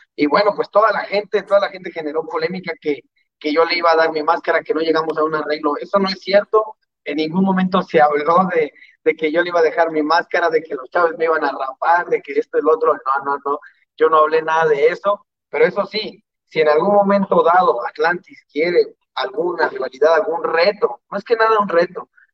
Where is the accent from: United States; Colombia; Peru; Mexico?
Mexico; nosotros como mexicanos